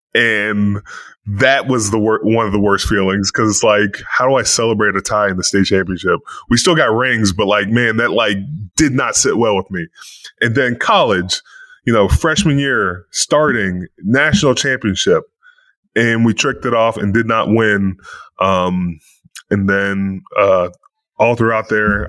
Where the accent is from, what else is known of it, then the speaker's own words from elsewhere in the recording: Pittsburgh, Pennsylvania, United States; moved away; I'm from Pittsburgh, but now I'm back in Pittsburgh